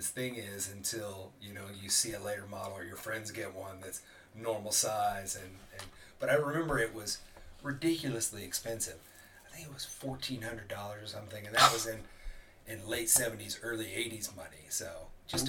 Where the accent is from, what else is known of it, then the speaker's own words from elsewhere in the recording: Evansville, Indiana, United States; I went to North Posey, which is in Posey County, but I think if I were maybe 3 blocks the other direction, I would have went to Wright's. So it's mostly an Evansville address